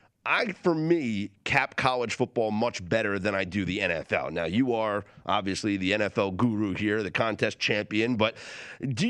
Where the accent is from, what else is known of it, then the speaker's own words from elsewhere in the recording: Northeast, United States; I grew up in the Northeast